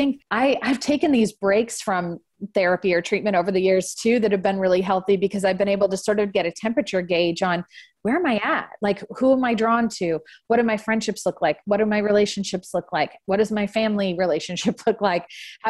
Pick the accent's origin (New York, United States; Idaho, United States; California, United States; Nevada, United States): California, United States; I grew up in the San Francisco Bay Area